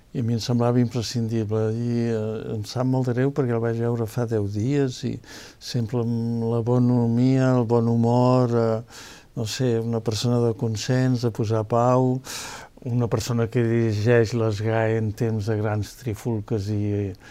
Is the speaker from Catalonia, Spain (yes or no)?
yes; Empordà, Catalonia, Spain; jo sóc de l'Empordà